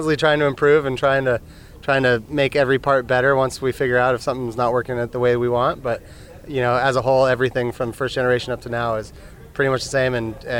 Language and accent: English; Sun Valley, Idaho, United States; I'm from Sun Valley, Idaho.